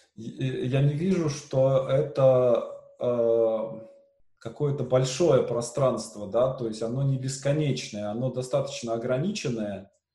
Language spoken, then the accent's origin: Russian; Syamzha, Vologda Oblast, Russia; у меня на родине, в Сямже